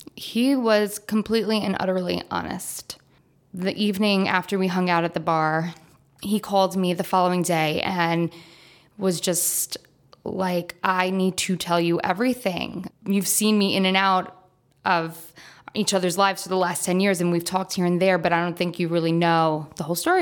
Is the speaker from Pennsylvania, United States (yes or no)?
no; New York, United States; I'm from New York